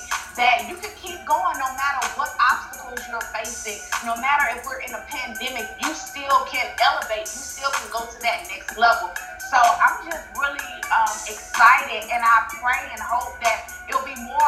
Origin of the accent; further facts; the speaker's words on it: New Orleans, Louisiana, United States; moved away; also born or lived in Montgomery, Alabama; I was born in New Orleans. My dad's side of family is from there, my dad, my grandparents